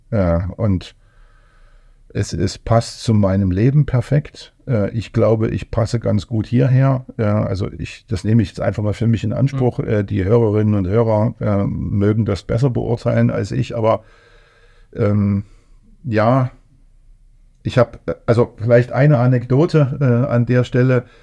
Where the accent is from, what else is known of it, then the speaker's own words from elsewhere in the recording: Thuringia, Germany; also born or lived in Saxony; Also ich, also ich bin Thüringer, Sachse, so irgendwie zwischen, mhm.